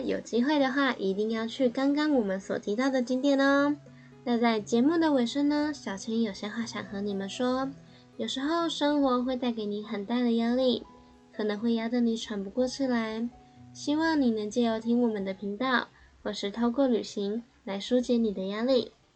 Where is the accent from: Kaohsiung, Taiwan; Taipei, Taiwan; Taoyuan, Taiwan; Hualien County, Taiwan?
Kaohsiung, Taiwan; 身为高雄人的我